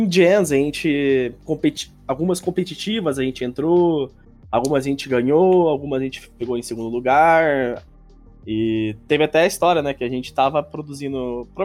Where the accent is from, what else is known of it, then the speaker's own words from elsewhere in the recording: Americana, São Paulo, Brazil; Eu já sou de Americana mesmo. Nascido ah, daqui, sim, é, tô... Sou daqui.